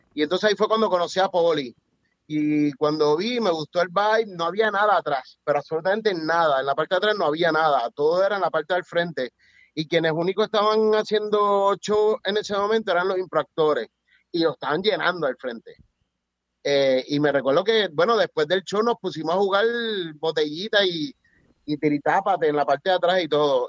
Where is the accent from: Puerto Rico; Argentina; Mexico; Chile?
Puerto Rico; also born or lived in Spain; yo nací en Puerto Rico